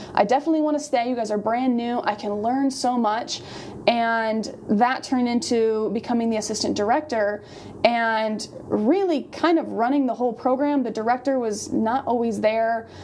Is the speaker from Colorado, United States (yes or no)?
yes; Colorado, United States; moved away; I'm from Colorado.